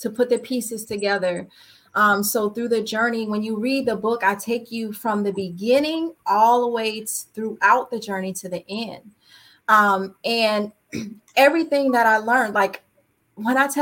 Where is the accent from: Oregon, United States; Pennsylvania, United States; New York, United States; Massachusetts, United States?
Massachusetts, United States; Springfield; moved away; my hometown where it all began for me, Springfield, Massachusetts